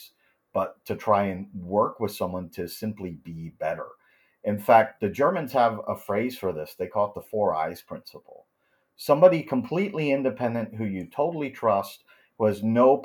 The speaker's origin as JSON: {"language": "English", "region": "New Jersey", "country": "United States", "moved": "yes", "lives_now": "Europe", "said": "I'm from New Jersey originally. I may live in Europe, but I'm very much Jersey, which means I have no filter."}